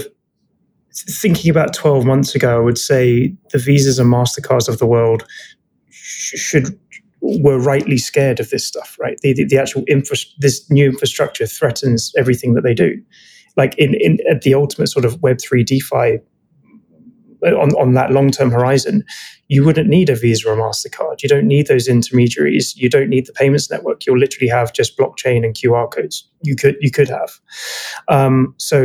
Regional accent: United Kingdom; being British, we have Uber here

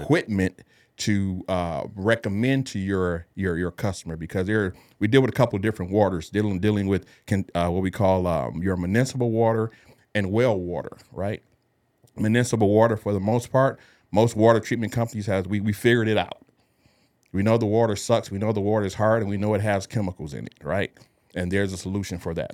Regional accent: Detroit, Michigan, United States; born or raised there; moved away as an adult; now in San Antonio, United States

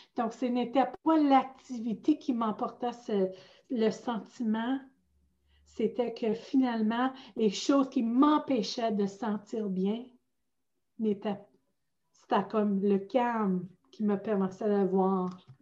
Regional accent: outside Sudbury, northern Ontario, Canada; accent: Franco-Ontarian; moved away as an adult; now in Ottawa, Canada; je viens originalement du nord de l'Ontario. Je viens de hors de Sudbury

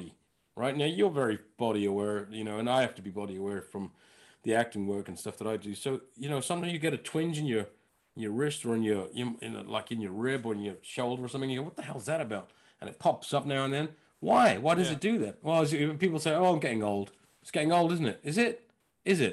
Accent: London, United Kingdom; I was from Northwest London.

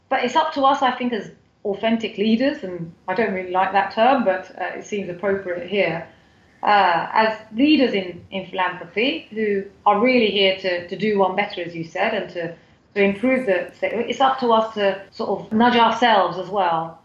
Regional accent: United Kingdom; born or raised there; moved away as an adult; now in Turkey

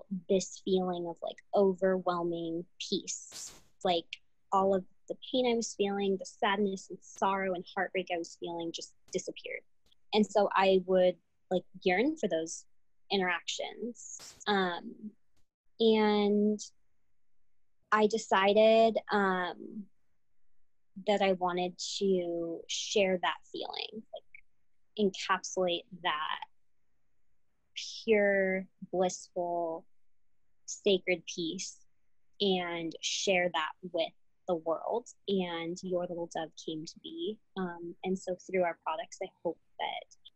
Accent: United States; first person in my whole family to be born in this country. And I am, my parents are Cuban exiles, refugees. So I was raised with that refugee mentality, but also had this very like interesting dichotomy of like growing up as an American

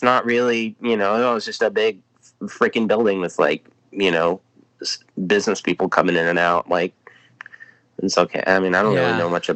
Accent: Lawrence, Indiana, United States; I grew up in Lawrence, Indiana, where I currently reside right now.

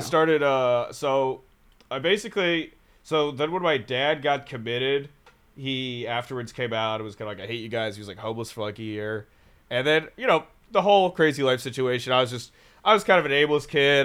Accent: Raleigh, North Carolina, United States; also born or lived in San Francisco; now in Chicago, United States; grew up near Raleigh

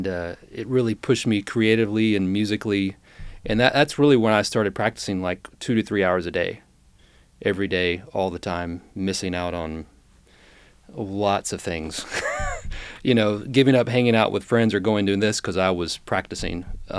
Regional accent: Roswell, Georgia, United States; I was born and raised in outside of Atlanta, Georgia, in Roswell, Georgia.

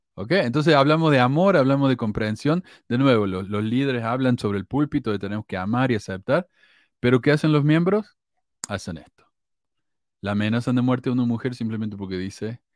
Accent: Córdoba, Argentina; accent: cordobés

